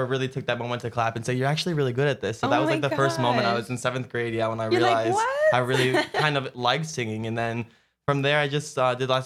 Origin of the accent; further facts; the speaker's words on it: Chicago, Illinois, United States; moved away as an adult; now in Los Angeles, United States; originally we're both from Chicago, and that's where we met as well